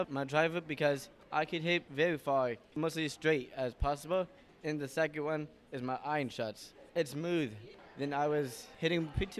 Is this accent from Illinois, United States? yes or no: no; North Carolina, United States; I'm from Team NC, representing North Carolina.